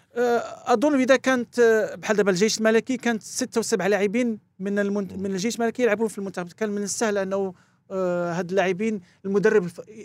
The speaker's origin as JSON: {"language": "Arabic", "country": "France", "tie": "born or raised there", "also_born_or_lived": "Morocco", "moved": "yes", "said": "لعبت فرنسا و... وكبرت معاهم ودرست عندهم هناك"}